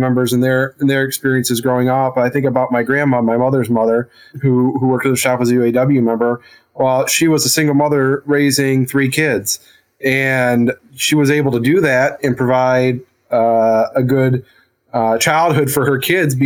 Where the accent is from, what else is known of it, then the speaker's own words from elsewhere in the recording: Flint, Michigan, United States; I'm from Flint, Genesee County